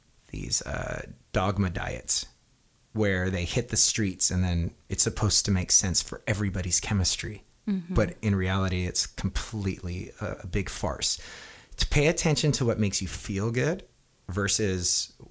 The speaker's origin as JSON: {"language": "English", "region": "Hawaii", "country": "United States", "tie": "born or raised there", "moved": "yes", "said": "growing up in Hawaii"}